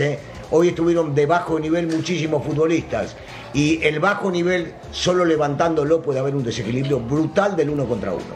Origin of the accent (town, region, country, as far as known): Argentina